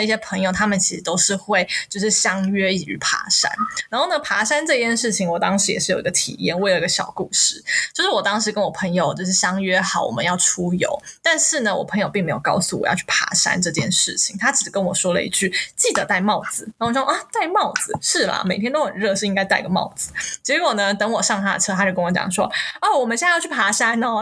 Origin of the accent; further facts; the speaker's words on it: Taiwan; 因为我们台湾人没有这个习惯嘛